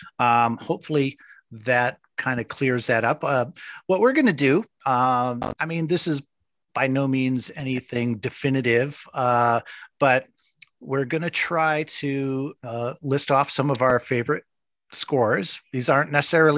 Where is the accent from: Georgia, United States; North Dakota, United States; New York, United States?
New York, United States; also born or lived in Minnesota; I turned four when we moved from Minnesota back to New York.